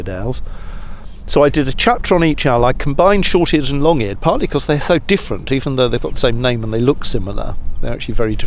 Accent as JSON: {"language": "English", "region": "London", "country": "United Kingdom", "tie": "born or raised there", "moved": "as an adult", "lives_now": "Somerset, United Kingdom", "said": "I grew up in London for 45 years"}